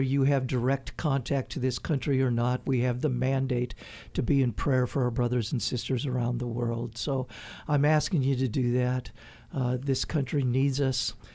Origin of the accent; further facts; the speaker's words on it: United States; moved away; also born or lived in Haiti; As an American